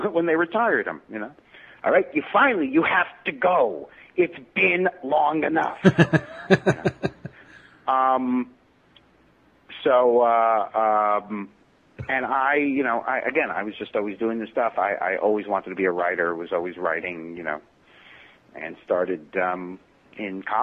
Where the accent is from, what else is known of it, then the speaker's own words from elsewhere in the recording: New York City, New York, United States; I was born in Brooklyn, in East New York, and kind of had this, it's very nuclear family-ish because everybody lived within walking distance